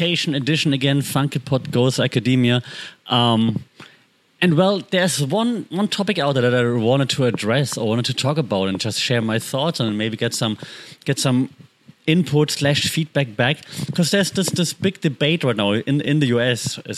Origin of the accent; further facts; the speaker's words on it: Germany; moved away; I grew up in Germany